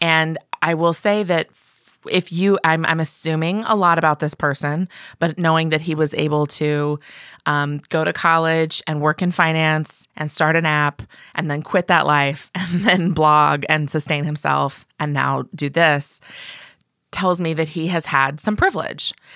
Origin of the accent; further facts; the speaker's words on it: Midwest, United States; I'm from the Midwest